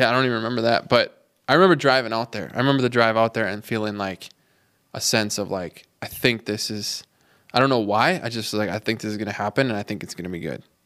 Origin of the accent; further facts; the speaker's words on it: Minneapolis, Minnesota, United States; moved away as an adult; now in Duluth, United States; I'm from the Twin Cities